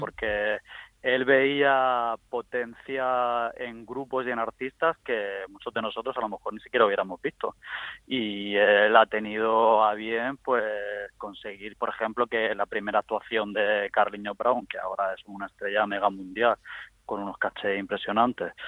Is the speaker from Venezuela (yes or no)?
no; Guadalupe, Region of Murcia, Spain; estaba en la universidad, aquí en mi pueblo, en Guadalupe